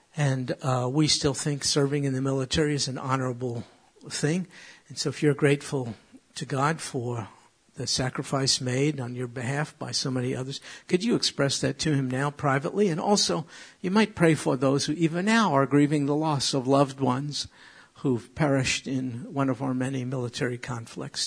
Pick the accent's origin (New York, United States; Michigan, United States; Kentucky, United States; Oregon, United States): New York, United States; I'm from New York